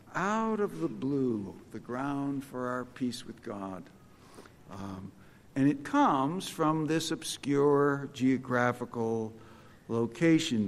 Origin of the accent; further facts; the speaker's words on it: Rockford, moved 50 miles closer to Chicago, Illinois, United States; when I was a kid, we moved in January of 1967 from Rockford, Illinois, 50 miles closer to Chicago